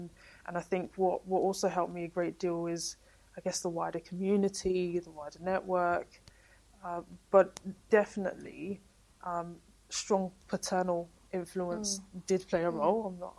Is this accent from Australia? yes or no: no; Walthamstow, London, United Kingdom; we were growing up in Walthamstow and in the East End and in the inner city